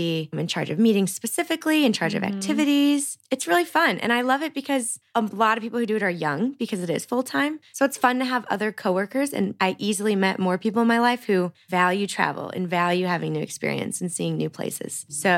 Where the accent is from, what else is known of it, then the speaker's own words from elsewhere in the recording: St. Louis, Missouri, United States; So I still live in St. Louis, which as I said, is my hometown